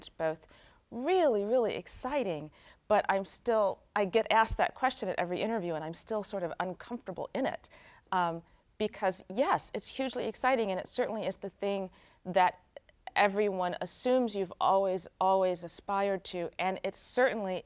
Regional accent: Chicago, Illinois, United States; also born or lived in Boston; now in New York, United States; I'm from Chicago

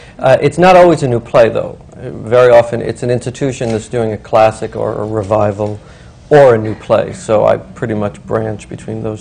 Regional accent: New York City, New York, United States; I grew up in Brooklyn.

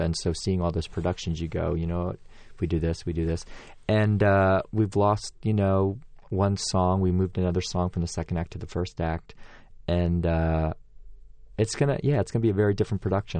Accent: Pennsylvania, United States; moved away; also born or lived in Washington, D.C.; I grew up in Pennsylvania and then moved to Washington, D C

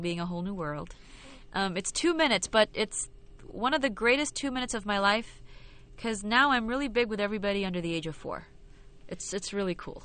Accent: Philippines; moved away as an adult; also born or lived in London / New York; I was born and raised in the Philippines

